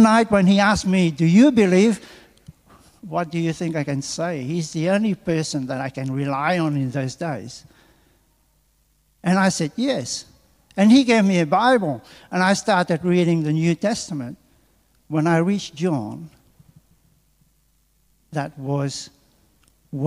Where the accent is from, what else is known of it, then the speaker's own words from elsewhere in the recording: Mauritius; moved away as an adult; also born or lived in England; now in Australia; from Mauritius, where I come from